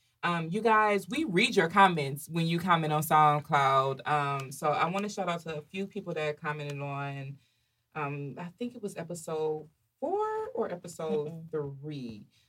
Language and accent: English; Cleveland, Ohio, United States; I am from Cleveland, Ohio.